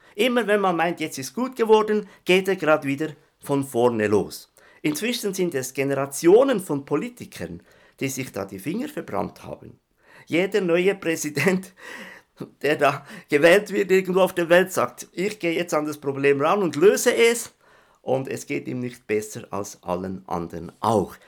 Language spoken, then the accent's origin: German; Switzerland; ich bin ja Schweizer, das hört man ja, gell?